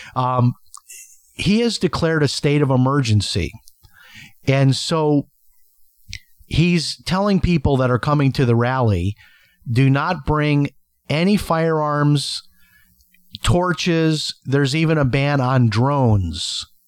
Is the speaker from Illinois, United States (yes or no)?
yes; Chicago, Illinois, United States; growing up in Chicago